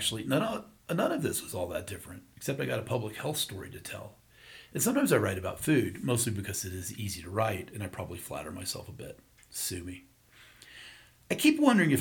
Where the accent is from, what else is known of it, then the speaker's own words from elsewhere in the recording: the South, United States; as a kid growing up in the South